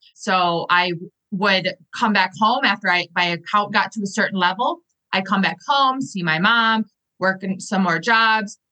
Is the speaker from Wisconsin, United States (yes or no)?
yes; Milwaukee, Wisconsin, United States; moved away as an adult; also born or lived in Arizona / Chicago; my hometown in Milwaukee, Wisconsin, in the US